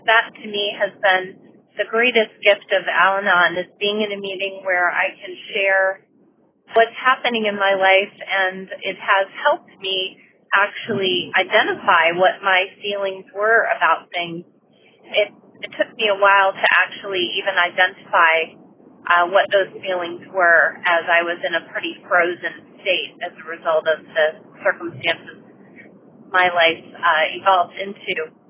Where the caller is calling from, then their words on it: Maryland, United States; calling from Maryland. Actually, I'm calling you from California, where I'm here on work right now.